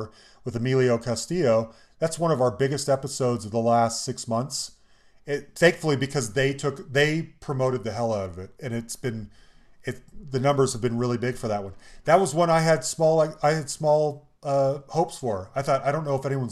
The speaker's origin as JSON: {"language": "English", "town": "Salt Lake City", "region": "Utah", "country": "United States", "tie": "born or raised there", "said": "I was lucky to grow up in Salt Lake City in the 80s"}